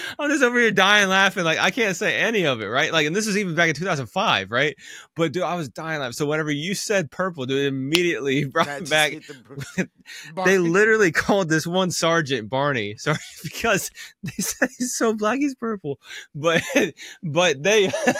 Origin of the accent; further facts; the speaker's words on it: Midwest, United States; I'm like from the Midwest